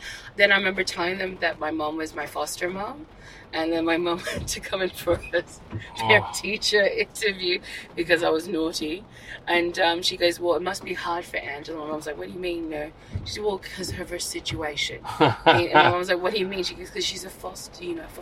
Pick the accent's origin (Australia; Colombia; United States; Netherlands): Australia; Perth, Western Australia; I grew up predominantly in Perth